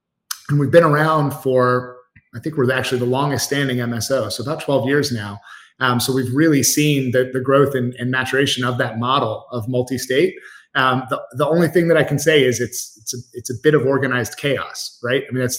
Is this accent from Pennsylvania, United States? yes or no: no; Atlanta, Georgia, United States; also born or lived in New York / Washington, D.C.; Yeah, I was born in New York. Moved down to Atlanta, which is where I currently live with my family now at a fairly young age.